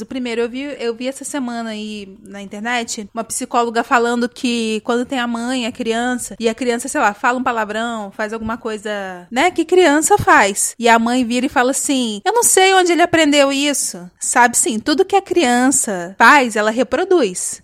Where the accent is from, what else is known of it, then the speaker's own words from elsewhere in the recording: Brazil; A gente vive num país de terceiro mundo, a gente é latino